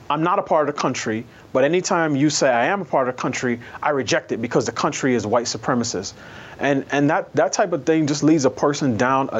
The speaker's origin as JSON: {"language": "English", "region": "New York", "country": "United States", "tie": "born or raised there", "also_born_or_lived": "Queens", "moved": "as an adult", "lives_now": "Washington, D.C., United States", "said": "I grew up in New York"}